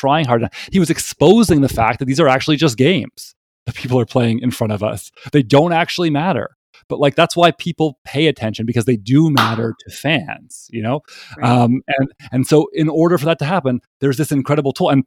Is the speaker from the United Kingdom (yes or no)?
no; Toronto, Ontario, Canada; I'm from Toronto